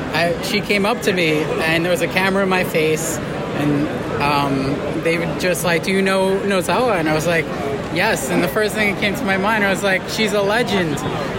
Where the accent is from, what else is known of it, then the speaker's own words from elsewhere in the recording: United States; even though I'm from America